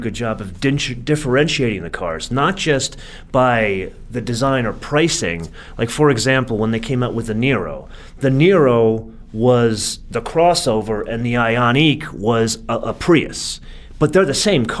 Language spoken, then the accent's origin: English; California, United States; I am from California